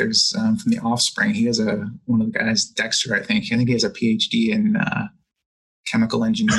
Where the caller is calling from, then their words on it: Hamilton, Ontario, Canada; I'm calling in from Hamilton, Ontario in Canada.